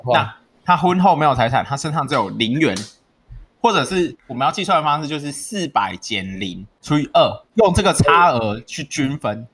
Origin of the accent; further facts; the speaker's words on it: Yujing, Tainan, Taiwan; 我的家乡预警